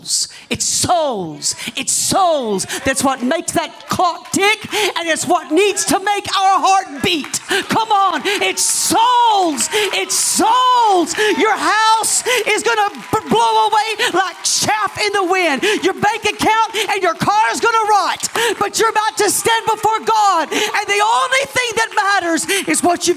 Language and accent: English; the South, Southern United States, United States; accent: Southern; my Southern accent